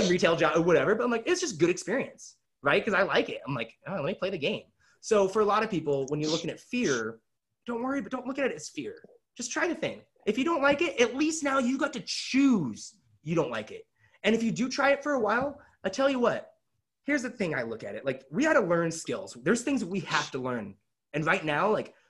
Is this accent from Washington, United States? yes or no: yes; Kelso, Washington, United States; I grew up in Kelso, Washington